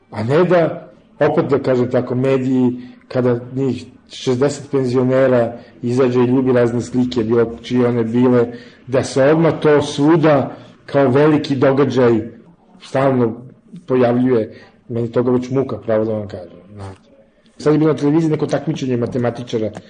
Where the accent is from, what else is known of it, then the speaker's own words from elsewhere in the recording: Serbia; ja sam dobar Srbin